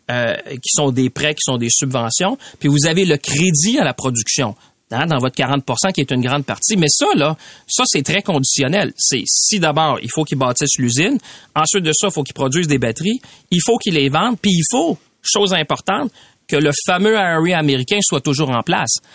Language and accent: French; Shawinigan, Quebec, Canada; si je regarde chez nous, dans mon coin de pays, les deux PME les plus grosses sont dans le secteur de l'aéronautique. Deux PME. 100 employés, l'autre à peu près 75. Mais ils vendent à Airbus à Montréal par Bombardier. Si on n'avait pas de secteur de, l'aviation, ces deux PME-là de Shawinigan